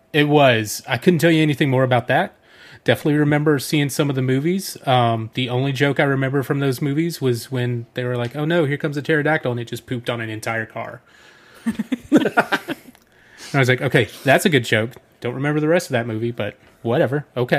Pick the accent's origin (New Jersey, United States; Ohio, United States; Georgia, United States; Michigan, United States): Georgia, United States; Atlanta; I grew up in Atlanta, the home of Turner Broadcasting